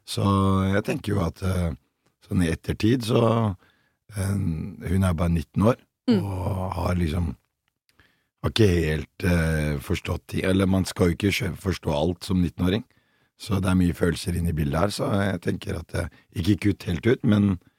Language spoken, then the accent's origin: Norwegian; Oslo, Norway; jeg vokste opp på Bøler, og så har jeg flytta ut